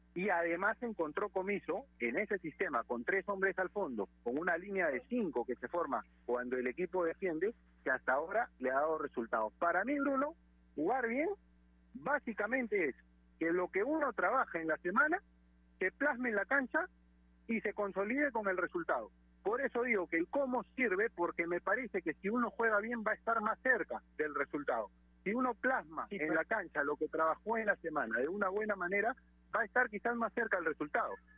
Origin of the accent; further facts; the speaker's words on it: Peru; nosotros como peruanos